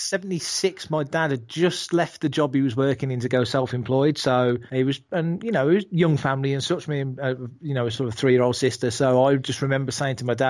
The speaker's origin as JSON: {"language": "English", "town": "Burntwood", "region": "West Midlands", "country": "United Kingdom", "tie": "born or raised there", "also_born_or_lived": "Edgbaston, Birmingham", "said": "I was born in Edgbaston near Birmingham in the Midlands, which is the UK's second city, and grew up as a kid in a place called Burntwood, which is where I live now"}